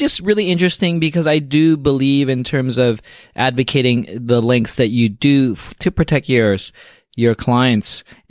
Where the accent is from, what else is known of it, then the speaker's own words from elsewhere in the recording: Canada; me being a Canadian, I love the fact that Canadians are leading the forefront always in technology. I'm an old telco engineer